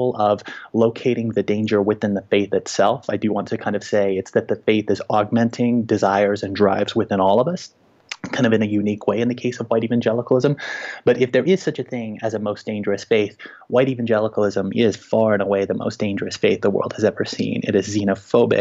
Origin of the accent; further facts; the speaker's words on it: Little Rock, Arkansas, United States; now in Denver, United States; I live in Denver now, and I'm a university teacher, but I grew up in Little Rock, Arkansas